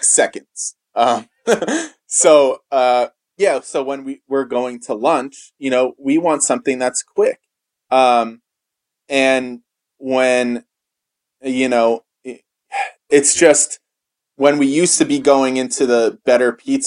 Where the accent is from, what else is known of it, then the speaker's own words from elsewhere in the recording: New York, United States; also born or lived in Portland; As a New Yorker